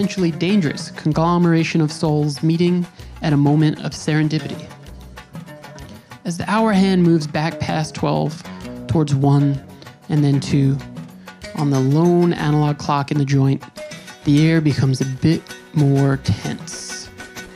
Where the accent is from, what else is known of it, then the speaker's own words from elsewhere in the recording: United States; I have family there, but I'm from the U.S.